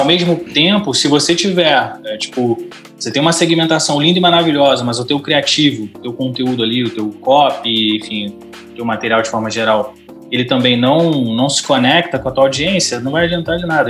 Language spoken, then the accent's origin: Portuguese; Rio de Janeiro, Brazil; Eu sou do Rio de Janeiro